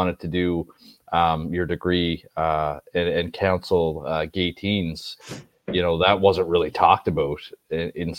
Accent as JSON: {"language": "English", "region": "Nova Scotia", "country": "Canada", "said": "I'm from Nova Scotia."}